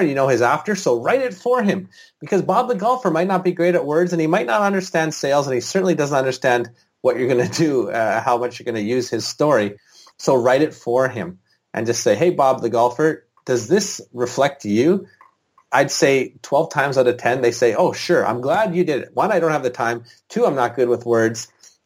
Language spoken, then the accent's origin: English; British Columbia, Canada; in British Columbia, the province I'm from